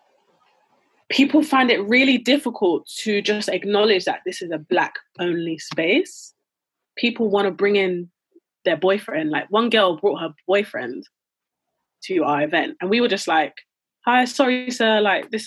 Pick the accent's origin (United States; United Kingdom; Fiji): United Kingdom; I would consider myself Black British before I say I'm Nigerian